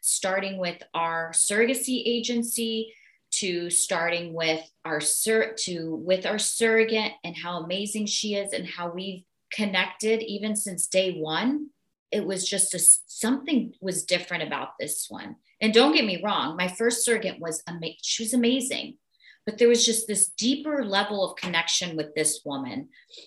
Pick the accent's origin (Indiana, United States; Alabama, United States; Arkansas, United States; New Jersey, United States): Arkansas, United States; moved away; I grew up in Arkansas